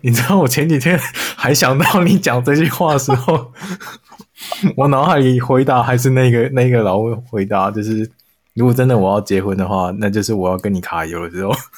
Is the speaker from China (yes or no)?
no; Taiwan; 但是我们。台湾人听了没感觉